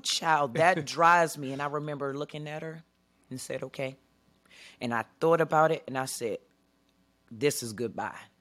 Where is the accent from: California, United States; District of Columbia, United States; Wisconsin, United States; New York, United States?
District of Columbia, United States; Washington; moved away as an adult; now in Arizona, United States; I'm originally from Washington, D C